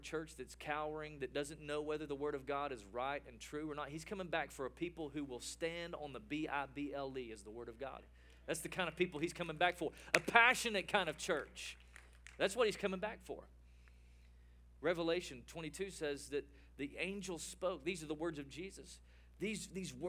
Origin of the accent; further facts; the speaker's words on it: East Tennessee, United States; now in Texas, United States; I was born and raised in Tennessee, but I got to Texas as quick as I could